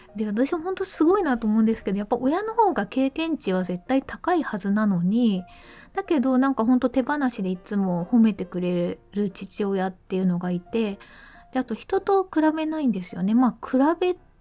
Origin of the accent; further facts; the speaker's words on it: Mie, Japan; 小学校の時にえーと、三重県に住んでたんですけど